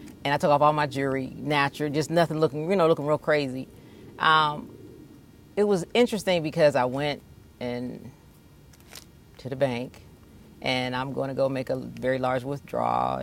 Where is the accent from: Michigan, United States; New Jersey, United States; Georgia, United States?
Georgia, United States; College Park; also born or lived in Atlanta; I'm from College Park